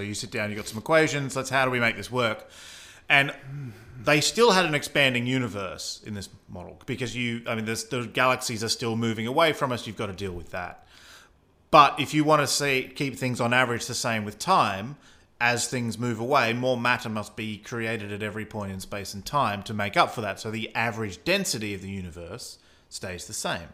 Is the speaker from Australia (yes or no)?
yes; Australia; accent: Australian; that's my Australian accent